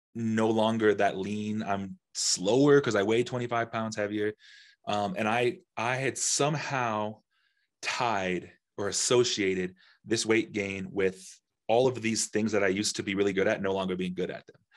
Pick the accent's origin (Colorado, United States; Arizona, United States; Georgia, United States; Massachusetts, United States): Colorado, United States; Denver; also born or lived in Nashville, Tennessee; I'm from Denver